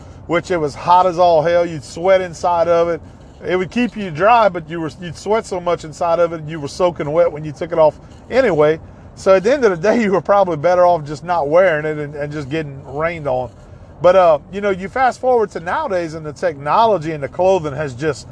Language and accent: English; Ville Platte, Louisiana, United States; Growing up in Evangeline Parish, a lot of my friends hunted Miller's Lake